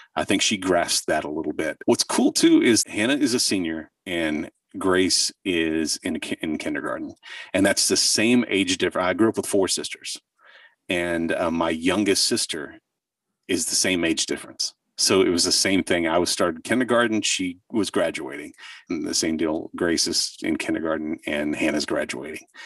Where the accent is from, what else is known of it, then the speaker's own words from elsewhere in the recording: southern Oklahoma, United States; I grew up in southern Oklahoma